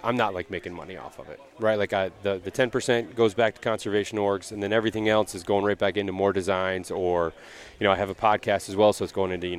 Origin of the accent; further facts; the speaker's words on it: Lewiston, Michigan, United States; now in Metro Detroit, United States; I grew up a little bit northeast here, a small town called Lewiston